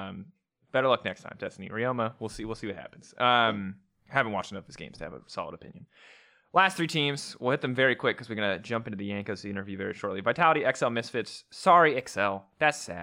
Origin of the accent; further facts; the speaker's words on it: United States; growing up in America